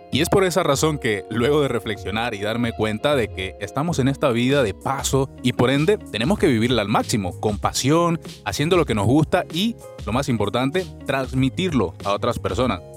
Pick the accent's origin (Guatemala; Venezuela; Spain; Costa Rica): Venezuela; moved away as an adult; soy un venezolano que, al igual que muchas otras personas, he emigrado a otro país en busca de mejores oportunidades